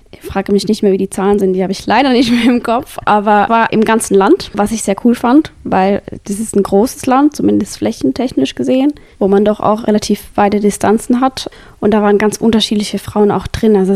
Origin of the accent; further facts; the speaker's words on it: Switzerland; Wobei, das kann ich als Schweizerin auch nicht nur unter unterstützen.